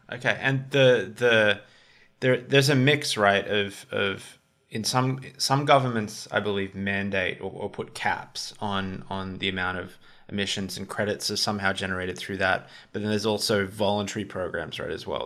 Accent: Australia; as an Australian

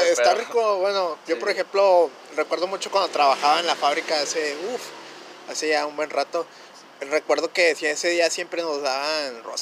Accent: northern border, Mexico; Aquí en Frontera somos más de Santa Claus y más gabacho

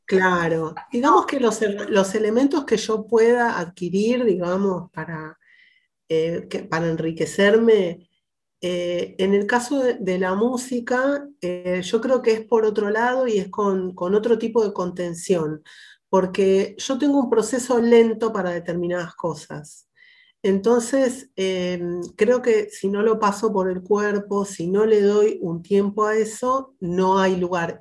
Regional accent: Argentina; yo como argentina blanca

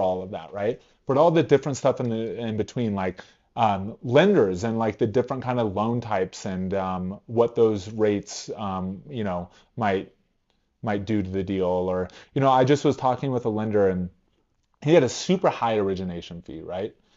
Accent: California, United States; now in Cheyenne, United States; I'm from California out here

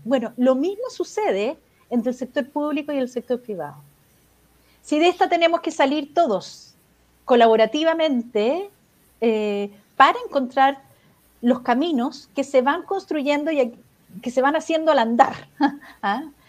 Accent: Chile; acá en Chile

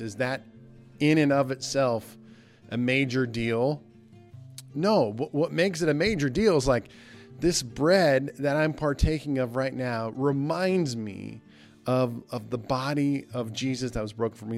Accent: Nebraska, United States; moved away; my hometown in Nebraska

